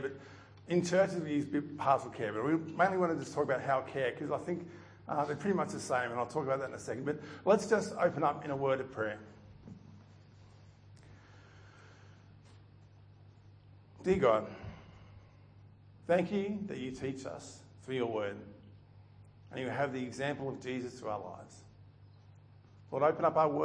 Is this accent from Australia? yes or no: yes; Melton, Victoria, Australia; I grew up in Melton, which for those who know it now, is built up a little bit